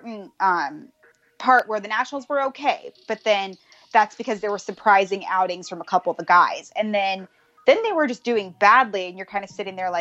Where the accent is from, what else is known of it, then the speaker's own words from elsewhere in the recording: Baltimore, Maryland, United States; now in Bay Area, United States; I was born in Baltimore.